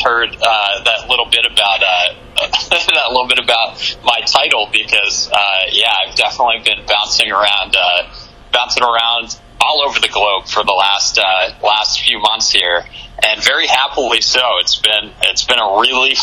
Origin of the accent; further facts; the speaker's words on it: New Hyde Park, New York, United States; my hometown, which is New Hyde Park, New York, on Long Island